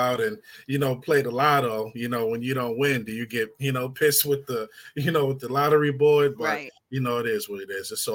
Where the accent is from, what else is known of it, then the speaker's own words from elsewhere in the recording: New York, United States; now in Charlotte, United States; I'm from New York, but I live here in North Carolina. I'm in Charlotte.